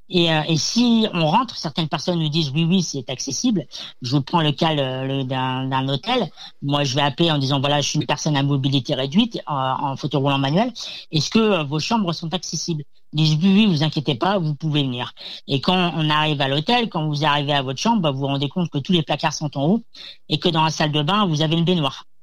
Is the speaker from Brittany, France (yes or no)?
yes; Rennes, Brittany, France; je viens de Rennes en Bretagne